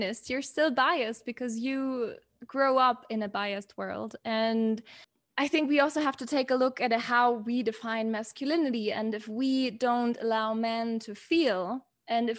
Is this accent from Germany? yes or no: yes; Germany; the privilege that I have and that I had growing up in Germany